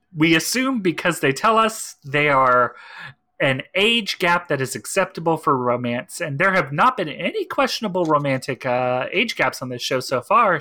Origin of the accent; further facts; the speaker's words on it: East Texas, United States; I grew up in East Texas